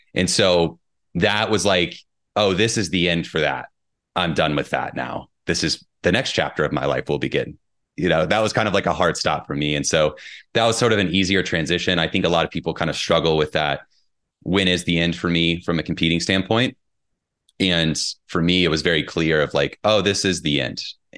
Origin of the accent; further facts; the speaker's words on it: Indiana, United States; She's from Kentucky. I'm from Southern Indiana. We grew up 30 miles apart, but we actually met while we were both in England.